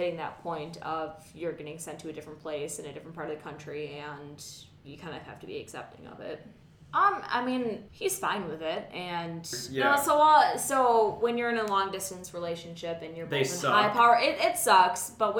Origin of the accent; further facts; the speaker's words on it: Wisconsin, United States; born there; I was born in Wisconsin, but I wasn't raised in Wisconsin.